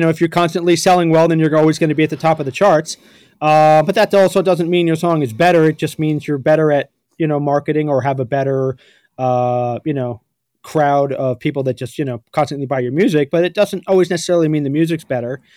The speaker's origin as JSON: {"language": "English", "town": "New York City", "region": "New York", "country": "United States", "tie": "born or raised there", "said": "growing up in New York City"}